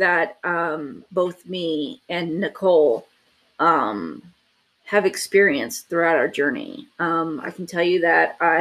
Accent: Houston, Texas, United States; I was born in Houston, Texas, from immigrant parents

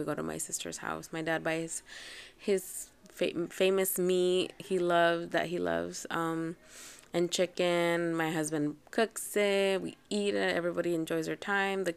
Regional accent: Anaheim, California, United States; also born or lived in Riverside / Mexico; I grew up in Orange County, and a little bit in Riverside, and a little bit in Mexico, so I grew up in many, many places, mostly in Anaheim, Orange County.

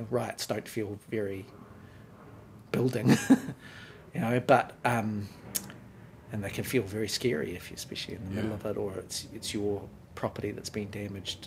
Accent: Wellington, New Zealand; accent: Kiwi; also born or lived in Wyoming; I grew up in Wellington

